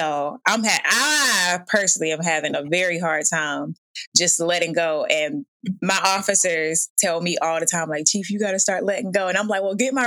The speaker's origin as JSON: {"language": "English", "region": "Georgia", "country": "United States", "said": "I'm from Georgia"}